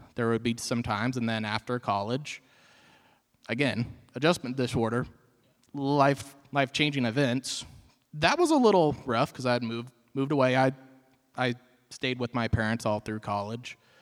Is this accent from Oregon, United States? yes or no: no; Marshfield, Missouri, United States; I am from Marshfield, grew up in this area.